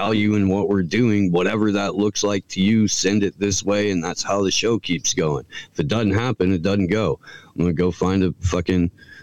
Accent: Indiana, United States; I grew up on Bob and Tom in Indiana

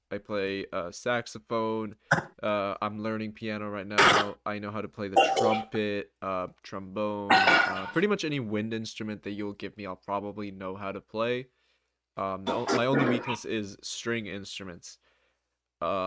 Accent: New Jersey, United States; I am from New Jersey

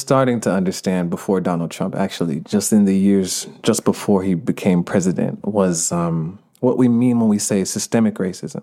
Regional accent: Stone Mountain, Georgia, United States; accent: Jamaican; also born or lived in Jamaica (parents); now in Los Angeles, United States; I grew up in Stonehenge, Georgia. Uh, my parents are from Jamaica.

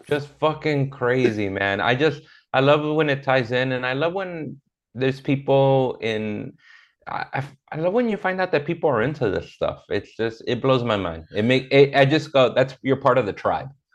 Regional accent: Inglewood, California, United States; also born or lived in South Central, Los Angeles; I grew up in Inglewood as a kid, and then as an adult, I lived in South Central, which is right next door

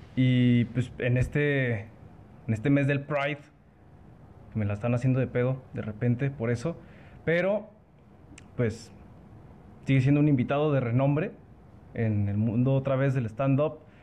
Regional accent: Aguascalientes, Mexico; Yo de Aguascalientes, de la tierra

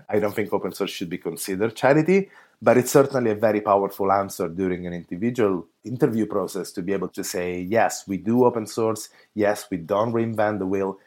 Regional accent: Italy; now in San Francisco, United States; I actually come from Italy

